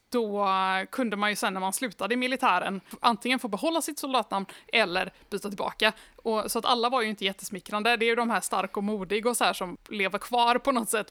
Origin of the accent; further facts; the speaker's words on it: Sweden; jag är svensk